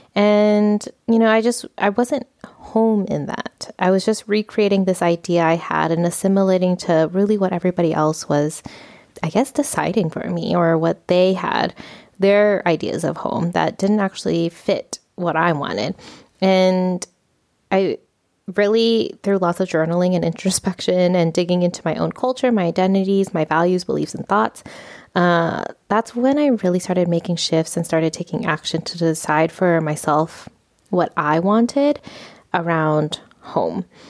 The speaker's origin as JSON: {"language": "English", "country": "United States", "tie": "born or raised there", "moved": "as an adult", "lives_now": "Spain", "said": "I was raised in the United States culture"}